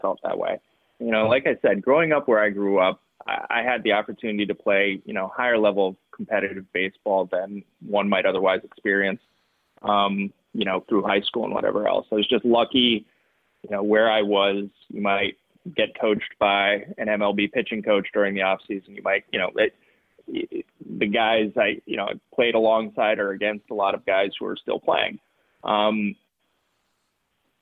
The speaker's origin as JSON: {"language": "English", "town": "Sarasota", "region": "Florida", "country": "United States", "tie": "born or raised there", "said": "I grew up in South Florida. I grew up in Sarasota, Florida"}